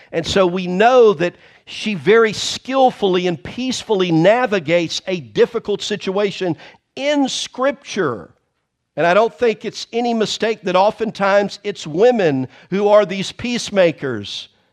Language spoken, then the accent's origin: English; the South, United States; I am from the South